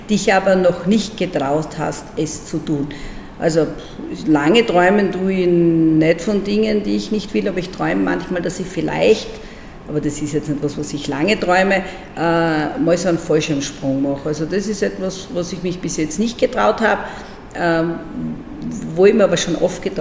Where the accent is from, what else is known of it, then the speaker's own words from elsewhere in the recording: Breitenbrunn am Neusiedlersee, Burgenland, Austria; also born or lived in Eisenstadt; da bin ich dann in Eisenstadt geboren und ich bin in Breitenbrunn am Neusiedlersee aufgewachsen.